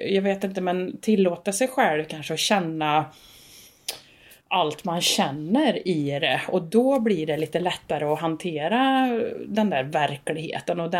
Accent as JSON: {"language": "Swedish", "region": "Värmland", "country": "Sweden", "said": "Hemma i Värmland."}